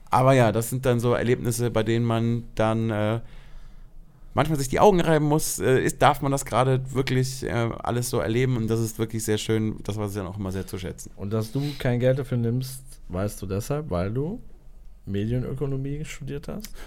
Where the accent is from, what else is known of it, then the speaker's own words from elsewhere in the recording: Germany; wir sind in Deutschland, ich bin Deutscher, wir sind in Berlin.